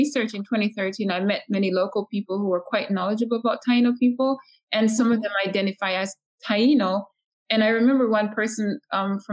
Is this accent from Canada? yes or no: no; Saint Elizabeth, Jamaica; I am from St. Elizabeth originally.